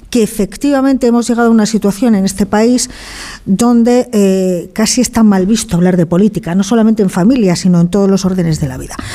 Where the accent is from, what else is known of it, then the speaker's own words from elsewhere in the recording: León, Castile and León, Spain; Yo soy de León y afortunadamente en León todos sabíamos de quién era cada uno